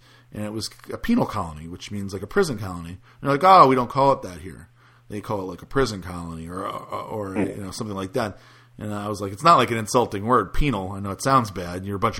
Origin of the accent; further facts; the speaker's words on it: the South, United States; You know, I'm from the South, and in the South, people are generally very friendly.